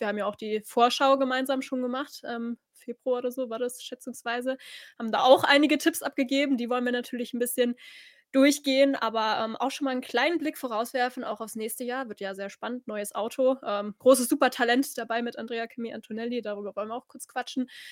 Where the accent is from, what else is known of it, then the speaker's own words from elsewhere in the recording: Germany; als Deutsche